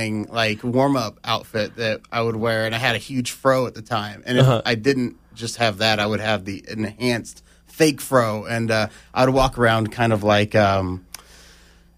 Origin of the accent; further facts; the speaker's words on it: Ponca City, Oklahoma, United States; We're from Ponca City, Oklahoma